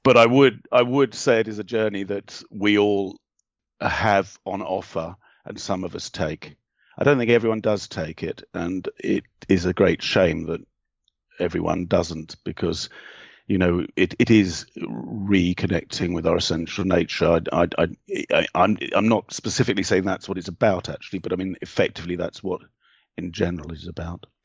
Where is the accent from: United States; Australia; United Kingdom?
United Kingdom; England; being English